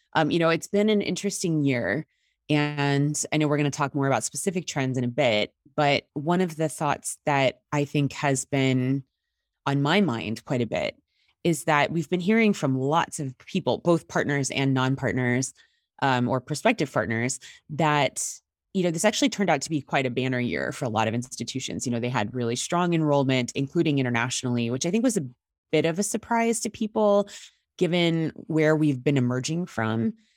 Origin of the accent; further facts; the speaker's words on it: Indiana, United States; moved away as an adult; I actually just relocated back to my home state of Indiana